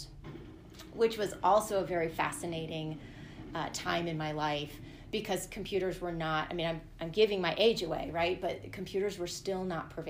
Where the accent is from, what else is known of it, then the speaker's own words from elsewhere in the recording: Northern Virginia, United States; moved away as an adult; also born or lived in California; now in Colorado, United States; I consider myself growing up in the Northern Virginia area